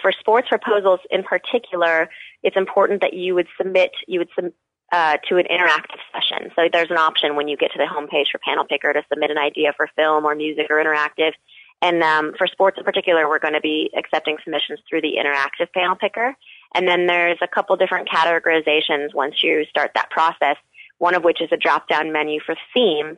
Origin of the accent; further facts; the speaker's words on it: Albuquerque, New Mexico, United States; moved away; also born or lived in Michigan; I'm originally from Albuquerque, New Mexico